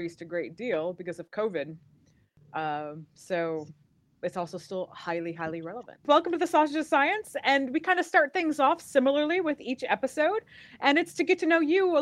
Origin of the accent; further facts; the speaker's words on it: Michigan, United States; I grew up in Michigan